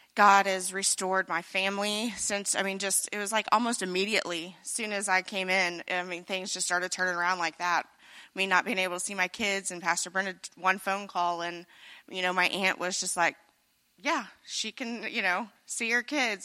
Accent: Carrollton, Missouri, United States; I'm from Carrollton, Missouri, not too far away, so I'm a local

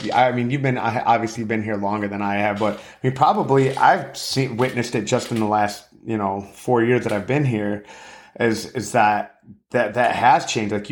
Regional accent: Florida, United States; I'm from I'm from Florida.

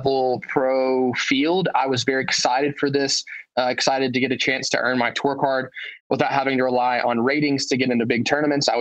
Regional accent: Knoxville, Tennessee, United States; I'm from Knoxville, Tennessee

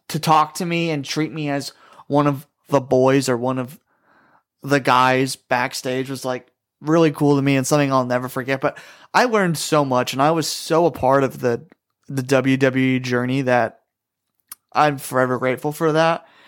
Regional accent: Glens Falls, New York, United States; my hometown of Glens Falls, New York.

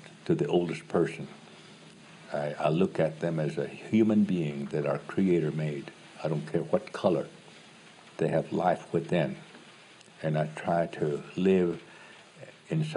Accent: Oklahoma, United States; I'm from Oklahoma

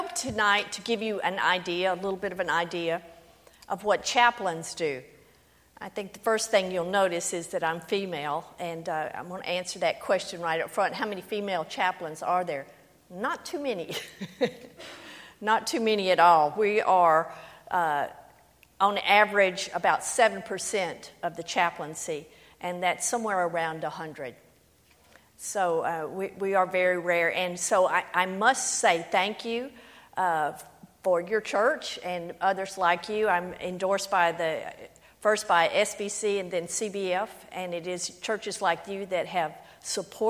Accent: Louisiana, United States; I am from Louisiana. That is the accent

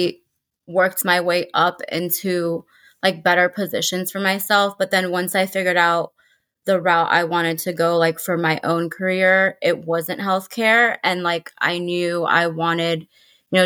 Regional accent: Los Angeles, California, United States; also born or lived in Florida; I am here from

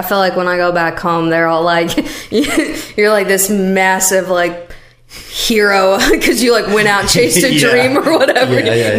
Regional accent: Missouri, United States; now in Nashville, United States; I'm from Missouri, and it's definitely not like that back home.

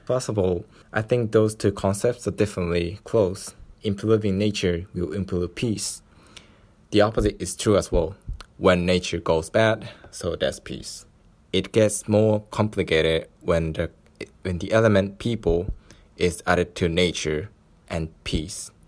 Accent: Japan; I was born in Japan and raised with a set of decent social capitals

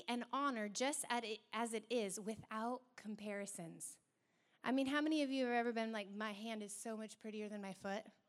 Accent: Hoquiam, Washington, United States; I'm from Hoquiam

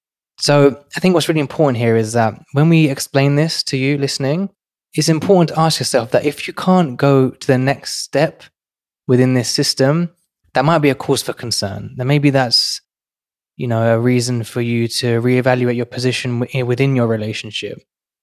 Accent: London, United Kingdom; now in New York City, United States; I've gone from growing up in one of London's most financially deprived and crime-ridden areas to today working in New York City

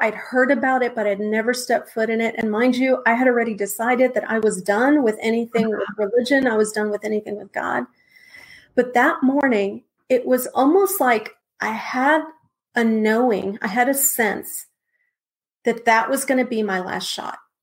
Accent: Texas, United States; now in Wake Forest, United States; I'm originally from Texas

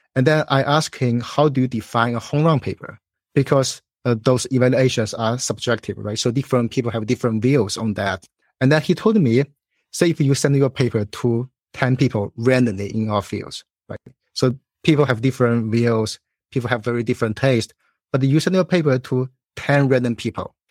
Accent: China; moved away as an adult; also born or lived in Illinois, United States; now in Chicago, United States; So, I was born in China. I went to college there

